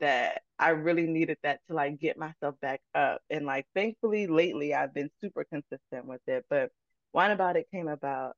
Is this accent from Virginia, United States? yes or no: yes; Chesterfield, Virginia, United States; also born or lived in Baltimore, Maryland; I was born in Baltimore, Maryland, but I've been raised in Chesterfield, Virginia, my entire life. So that's really where I grew up.